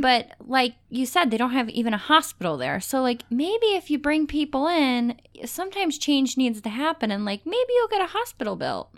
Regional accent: Cleveland, Ohio, United States; We're from Cleveland. We always will be.

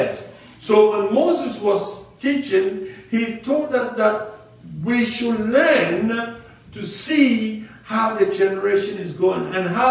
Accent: Ghana; I'm an African from Ghana

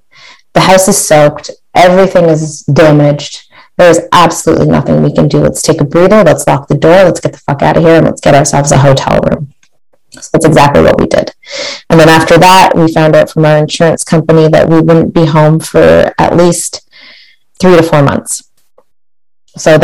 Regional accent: Barrie, Ontario, Canada; my hometown of Barrie, Ontario

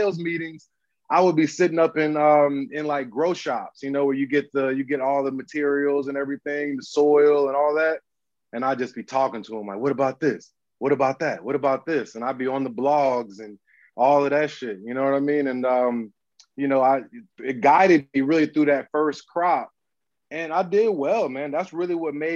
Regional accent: Southeast, United States; moved away as an adult; also born or lived in Atlanta / Munich, Germany / Portland, Oregon; I'm from the Southeast.

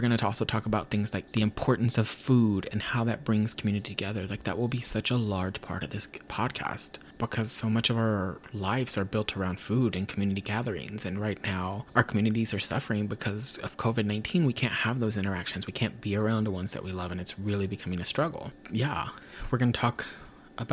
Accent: Texas, United States; now in West Coast, United States; growing up in Texas, if you were Chicano

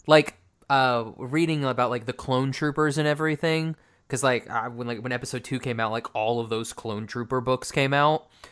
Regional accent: Oklahoma, United States; also born or lived in Texas; I'm from Oklahoma

